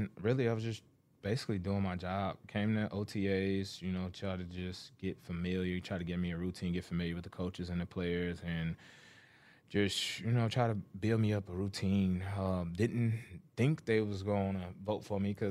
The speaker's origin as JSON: {"language": "English", "region": "Alabama", "country": "United States", "tie": "born or raised there", "moved": "as an adult", "lives_now": "Houston, United States", "said": "I was raised in Alabama"}